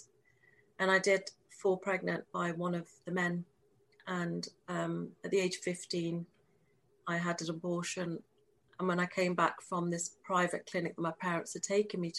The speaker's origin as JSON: {"language": "English", "region": "England", "country": "United Kingdom", "tie": "born or raised there", "said": "I was born, I'm born and bred in the United Kingdom in England, so I'm very English"}